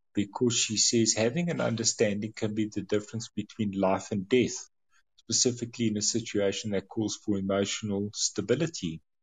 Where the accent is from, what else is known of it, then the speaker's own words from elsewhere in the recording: South Africa; as a South African, my background is you don't talk about money